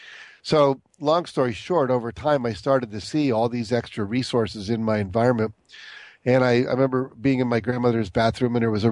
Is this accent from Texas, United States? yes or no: yes; Texas, United States; born there; Well, I was born in Texas to a father who was in the Air Force.